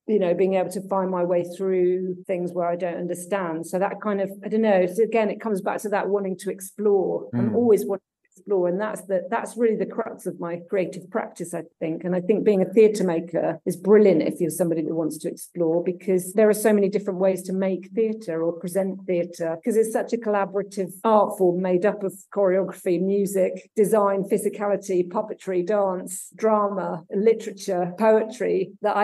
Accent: Somerset, South West England, United Kingdom; also born or lived in Germany / Devon / Aberdeen; I was born in Germany, actually. Oh, wow. And then we moved to Somerset.

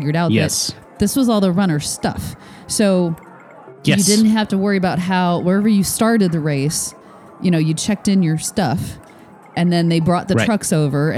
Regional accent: Michigan, United States; I am from Michigan, which is just sort of kind of South Canada, maybe

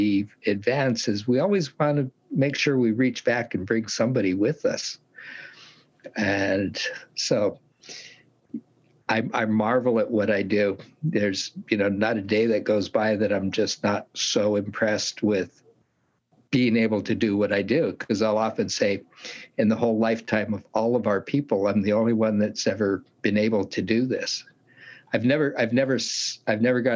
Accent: Southern Oregon, United States; also born or lived in Portland, Oregon; now in Eugene, United States; I grew up down in Southern Oregon and left there when I was 16

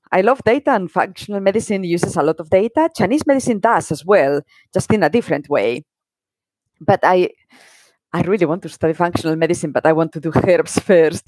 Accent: Spain; moved away; I grew up in Spain in the 80s

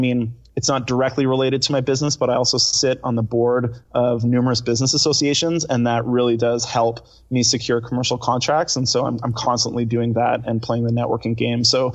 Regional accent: Victoria, British Columbia, Canada; I was originally born in British Columbia, so I'm from Vancouver Island, a town of Victoria.

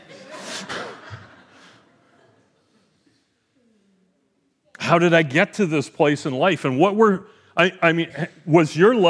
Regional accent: Edmonton, Alberta, Canada; I mean, I came from Edmonton. I knew what those were like.

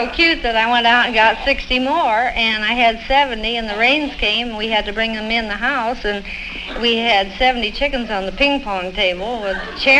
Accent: Albert Lea, Minnesota, United States; moved away as an adult; I'm from Albert Lea, Minnesota.

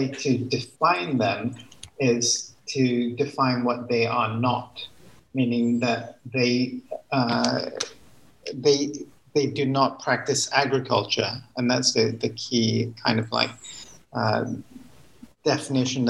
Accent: Malaysia; I was born and raised in Malaysia

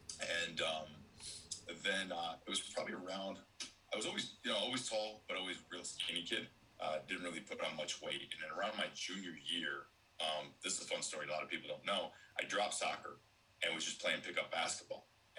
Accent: Syracuse, New York, United States; You know, and growing up in Syracuse, you grew up with the Big East, right?

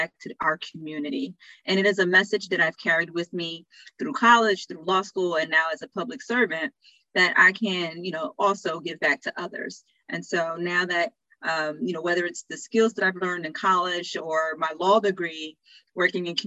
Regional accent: New Jersey, United States; a local soup kitchen in my hometown in New Jersey

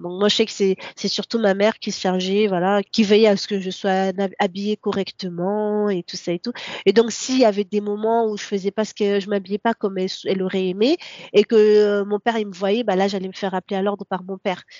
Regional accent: Comoros; first language Comorian; French is a second language; now in France; je viens des, des Comores. Donc d'une des trois îles qui sont officiellement des îles comoriennes. Mon enfance, bah, comme je l'ai dit tout au début, euh, c'est rythmé par euh, bah, l'école coranique

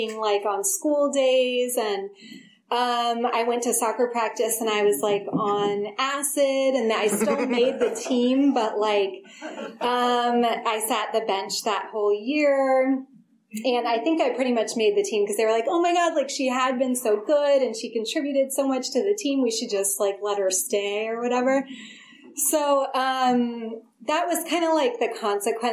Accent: Forestville, California, United States; also born or lived in Berkeley, California; I was born in Berkeley, but grew up in a really small town in Sonoma County, Forestville.

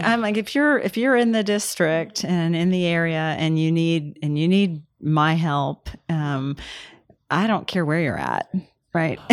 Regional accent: Kansas, United States; moved away; And then I grew up in Kansas

